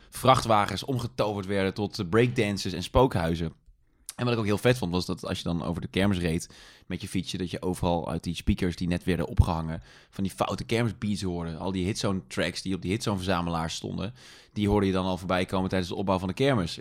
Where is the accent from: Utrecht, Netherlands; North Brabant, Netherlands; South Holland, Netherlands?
North Brabant, Netherlands; Tilburg; moved away as an adult; Ik ben geboren in Tilburg, ik ben getogen in Tilburg. Dus ik, ik heb daar 18 jaar gewoond